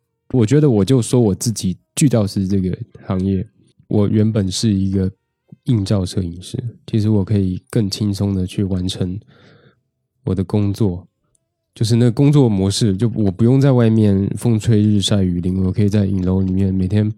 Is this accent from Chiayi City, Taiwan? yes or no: no; Taipei, Taiwan; 因为我台湾人嘛，我在台北，我家在台北